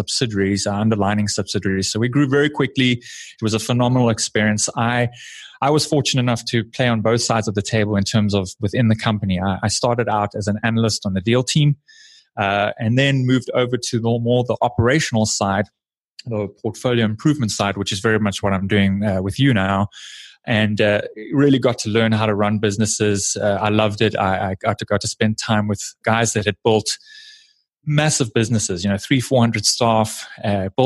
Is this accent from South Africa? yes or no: yes; South Africa; moved away as an adult; now in United States; I was born and raised in South Africa.